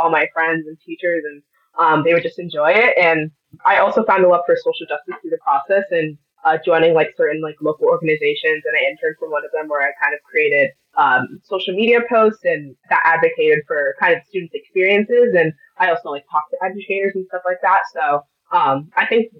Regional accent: Milford, Connecticut, United States; I'm a rising senior in high school from Jonathan Law High School in Milford, Connecticut

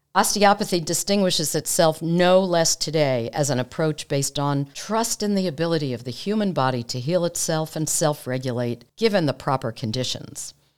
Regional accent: United States; We're American osteopathic physicians

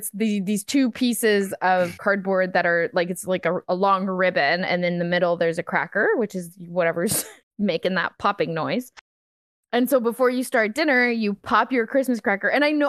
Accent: Canada; I mean, I'm French Canadian. It's all tradition.

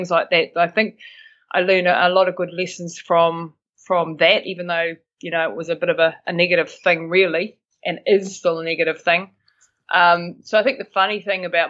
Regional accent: Bell Block, Taranaki, New Zealand; moved away as an adult; also born or lived in Austria; I'm from Taranaki, so born and bred in a little place called Bell Block, which is just outside New Plymouth, and I live in New Plymouth now.

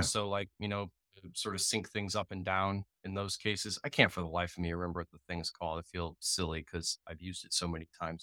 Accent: Jacksonville, Florida, United States; web developer from Jacksonville, Florida

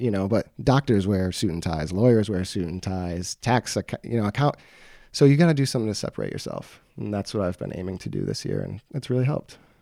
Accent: Beloit, Wisconsin, United States; I was born and raised in Beloit

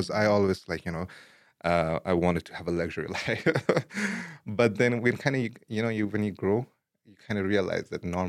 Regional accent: Afghanistan; English is a second language; also born or lived in Pakistan / India / Dubai; now in Idaho, United States; I was born in Afghanistan, but my upbringing was like across multiple places in like Afghanistan and different provinces and cities. Same goes in Pakistan, a little bit of time in India and Dubai. And then finally, I moved or I immigrated to Idaho like 6-7 years ago.

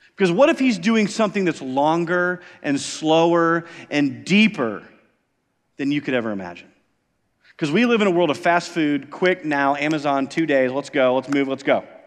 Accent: Iowa, United States; moved away; I grew up in Iowa

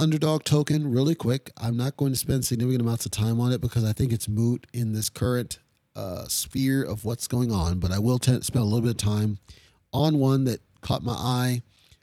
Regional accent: Kyiv, Ukraine; moved away; that was my home country, right? That's my home city

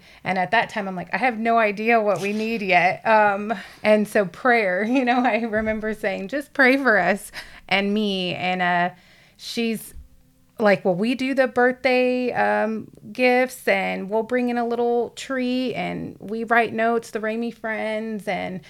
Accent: Lockhart, Texas, United States; I guess I consider Lockhart my hometown, because finally in middle school, middle of seventh grade, we settled there. So I'm from Lockhart.

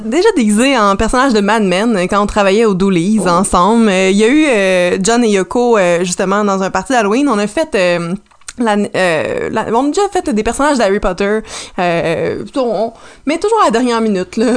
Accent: Salaberry-de-Valleyfield, Quebec, Canada; j'ai grandi à Valleyfield

